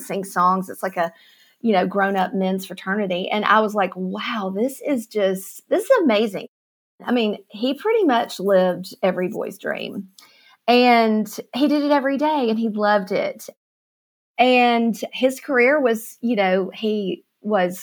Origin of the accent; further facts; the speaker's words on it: Florence, Alabama, United States; moved away as an adult; also born or lived in Texas; now in Georgia, United States; I am from Florence, Alabama, born and raised Southerner. Been there my whole life until I got married